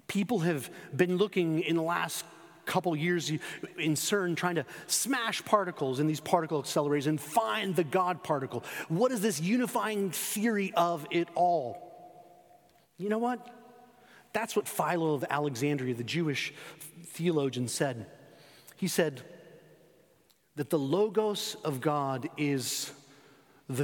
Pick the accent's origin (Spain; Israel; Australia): Spain; moved away; Growing up in Spain, when I was 14 and 15 years old